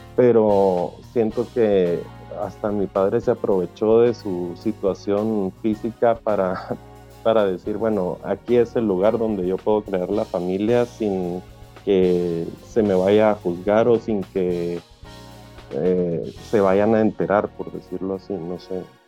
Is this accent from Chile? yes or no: no; Guatemala; now in Europe; yo soy de Guatemala